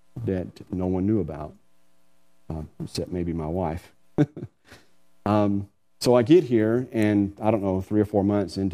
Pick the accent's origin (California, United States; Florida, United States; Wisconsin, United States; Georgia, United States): Georgia, United States; moved away as an adult; now in Taylor, Texas, United States; I'm from Georgia originally. I had family there